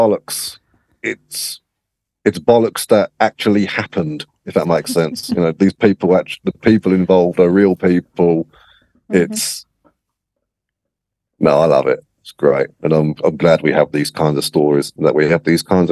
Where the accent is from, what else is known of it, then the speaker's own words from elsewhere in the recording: England, United Kingdom; growing up in England